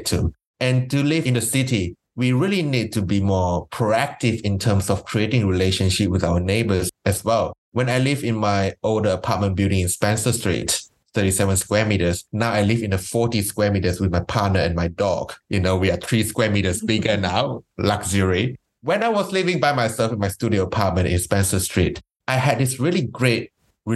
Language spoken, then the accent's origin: English; Malaysia; now in Melbourne, Australia; I grew up in Malaysia